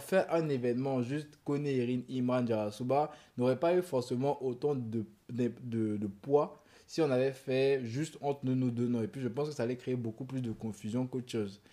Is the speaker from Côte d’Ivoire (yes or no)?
yes; Côte d’Ivoire; chez nous en Côte d'Ivoire